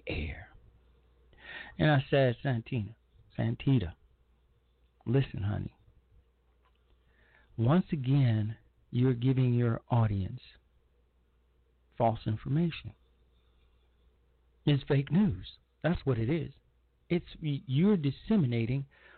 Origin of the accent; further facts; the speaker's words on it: Chicago, Illinois, United States; moved away; my hometown of Chicago